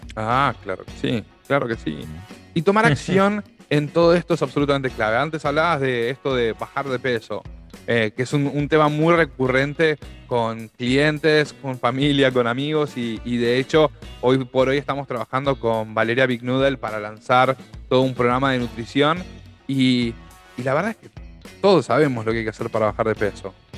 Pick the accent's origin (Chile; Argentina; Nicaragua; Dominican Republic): Argentina; Los argentinos, los latinoamericanos en, general, pero los argentinos en particular